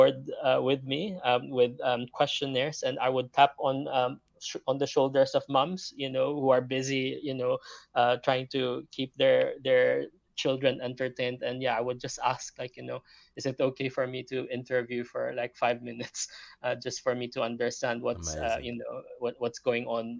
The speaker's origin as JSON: {"language": "English", "country": "Philippines", "also_born_or_lived": "Leeds", "moved": "as an adult", "lives_now": "London, United Kingdom", "said": "I'm not locally from Britain. You know, I'm originally from the Philippines, moved here 15 years ago."}